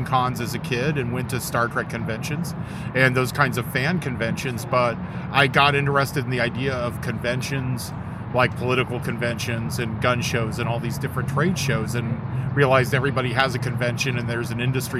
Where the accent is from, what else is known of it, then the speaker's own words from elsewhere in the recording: Redwood City, California, United States; also born or lived in San Francisco / Menlo Park; I was born in San Francisco, but I grew up on the peninsula in Redwood City and Menlo Park